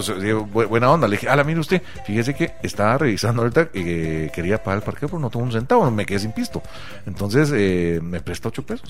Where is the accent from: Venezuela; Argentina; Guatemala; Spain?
Guatemala; algo que define al pueblo guatemalteco es la pinche pena